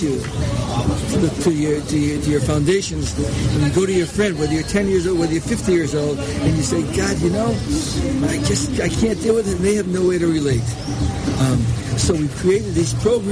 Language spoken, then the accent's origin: English; Connecticut, United States; moved away as an adult; also born or lived in Silver Spring, Maryland; now in Israel; I'm originally from a small town in Connecticut